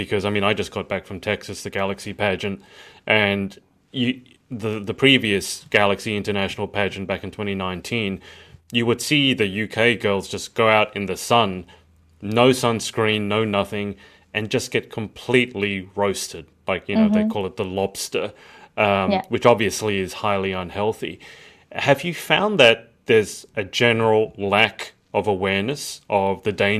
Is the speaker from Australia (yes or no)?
yes; Australia; We're very sun aware in Australia, and that's because there's so much sun